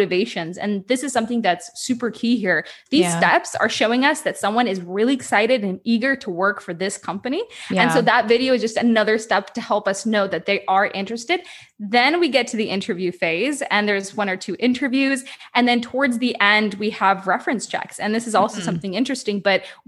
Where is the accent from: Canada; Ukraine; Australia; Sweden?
Ukraine; I'm originally from Ukraine